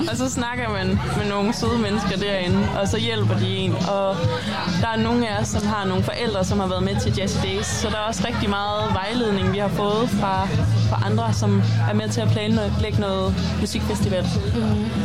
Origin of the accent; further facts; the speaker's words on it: Tversted, North Denmark Region, Denmark; moved away as an adult; now in Copenhagen, Denmark; jeg er jo fra Tværsted, og har boet her altid, og flyttet til København og læser nu på RUK